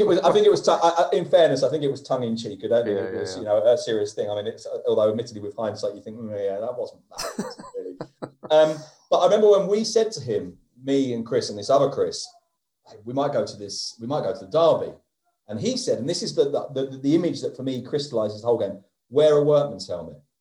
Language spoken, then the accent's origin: English; London, United Kingdom; moved away; also born or lived in Oviedo; being a Londoner